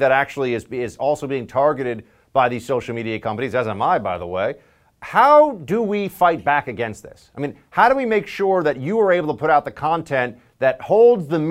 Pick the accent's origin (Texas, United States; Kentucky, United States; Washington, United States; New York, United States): New York, United States; my home state